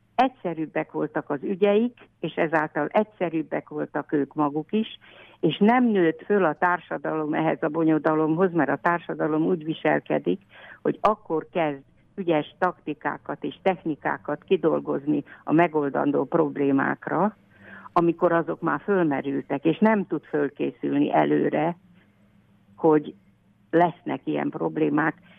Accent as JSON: {"language": "Hungarian", "town": "Leányfalu", "region": "Pest", "country": "Hungary", "tie": "born or raised there", "said": "én is itt születtem"}